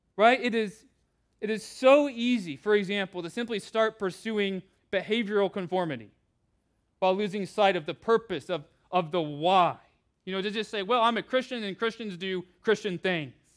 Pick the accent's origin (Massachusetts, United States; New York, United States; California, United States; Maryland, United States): California, United States; I grew up with in California